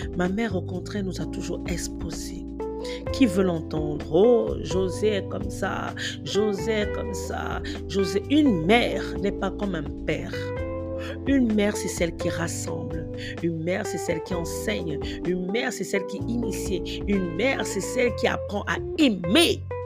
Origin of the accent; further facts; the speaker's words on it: Cameroon; chez nous au Cameroun